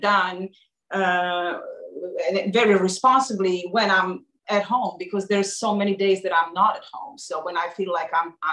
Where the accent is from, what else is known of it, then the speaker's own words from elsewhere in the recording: Belgrade, Serbia; moved away; I grew up in Serbia and Belgrade, and my home was just like this